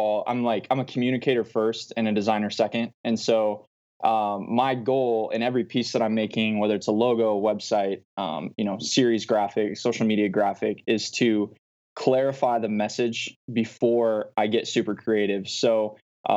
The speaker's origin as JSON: {"language": "English", "town": "Omaha", "region": "Nebraska", "country": "United States", "tie": "born or raised there", "moved": "as an adult", "lives_now": "Phoenix, United States", "said": "I'm from the Omaha area"}